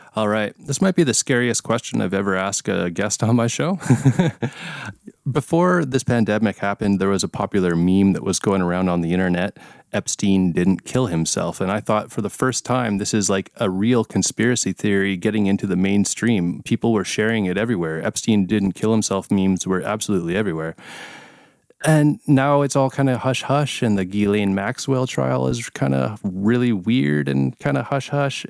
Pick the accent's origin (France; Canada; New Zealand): Canada